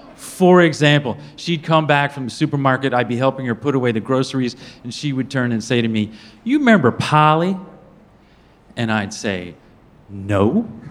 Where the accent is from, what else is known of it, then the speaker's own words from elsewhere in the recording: Yonkers, New York, United States; I'm not from Texas, I'm from Yonkers. In Yonkers, we have separate categories